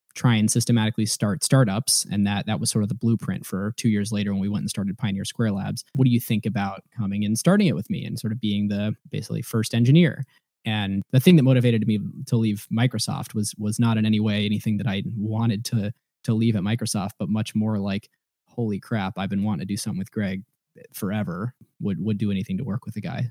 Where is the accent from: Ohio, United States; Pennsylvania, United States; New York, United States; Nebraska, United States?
Ohio, United States; moved away as an adult; now in Seattle, United States; i grew up in ohio